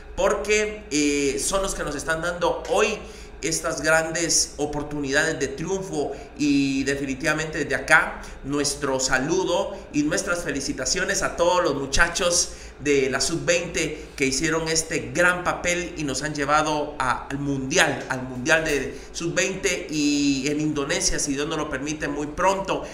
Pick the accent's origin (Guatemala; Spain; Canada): Guatemala; nosotros como guatemaltecos